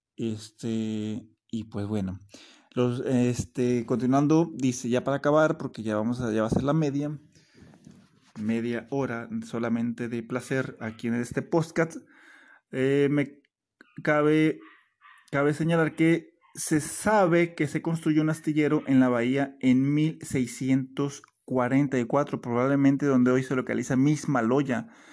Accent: Cihuatlán, Jalisco, Mexico; now in Puerto Vallarta, Mexico; Cihuatlán, Jalisco, de allá de donde yo soy originario

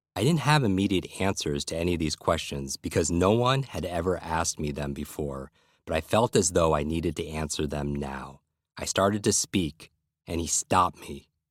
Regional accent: Westchester County, New York, United States; I grew up in Westchester County, a suburb of New York City

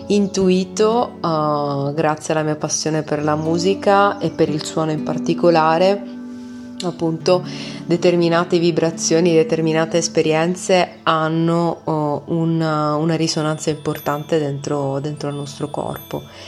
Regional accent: Padua, Veneto, Italy; vengo da Padova, eh, Italia

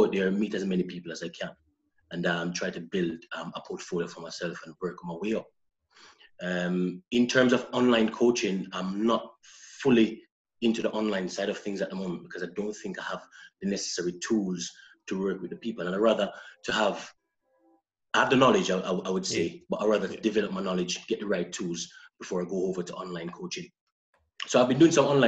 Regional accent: St. Ann, Saint Ann, Jamaica; moved away as an adult; also born or lived in Kilwinning, Scotland / Saltcoats, Scotland; now in Glasgow, United Kingdom; I came from the middle of Jamaica, which is called St. Anne

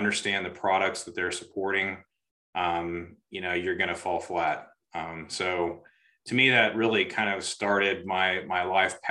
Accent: Augusta, United States; growing up in Augusta and kind of out in the country

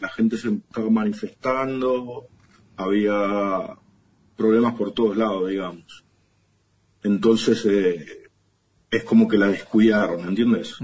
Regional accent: Ramos Mejía, Buenos Aires Province, Argentina; moved away as an adult; also born or lived in Barcelona, Spain; De, Buenos Aires, de Ramón Mejía.

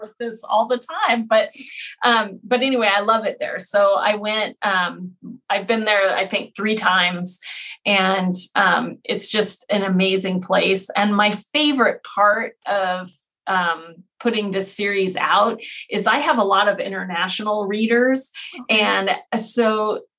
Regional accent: San Diego, California, United States; I grew up in San Diego

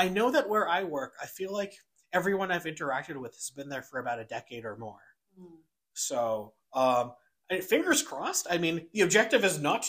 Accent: New York City, New York, United States; also born or lived in Vancouver; now in Calgary, Canada; I grew up in New York City. And then moved to Vancouver.

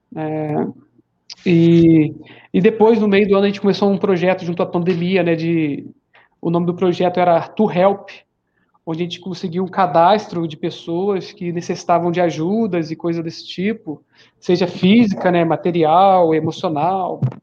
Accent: Rio de Janeiro, Brazil; moved away as an adult; also born or lived in Limeira / São Paulo; eu sou do Rio de Janeiro, embora esteja aqui em São Paulo já faz uns 5 a 6 anos.

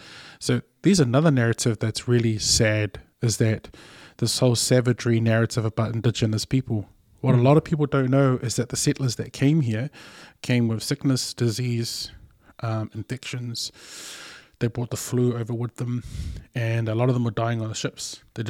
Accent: Canada; I'm so Canadian right now.

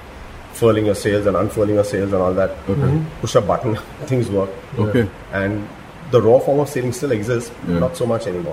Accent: Mumbai, Maharashtra, India; So I grew up in Bombay, right in the middle of the heart of South Bombay, on the Oval Maidan.

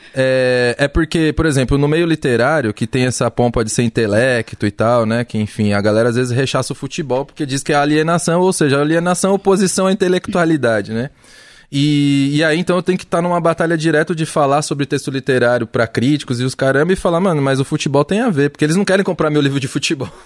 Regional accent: São Paulo, Brazil; eu sou de Pirituba

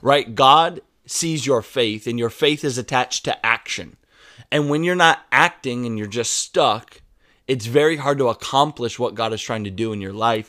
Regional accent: United States; accent: American English; my American English

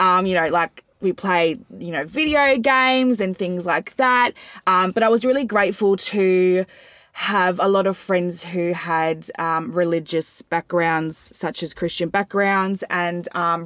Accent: Ringwood East, Victoria, Australia; I was born and raised in Heathmont, or Ringwood East rather

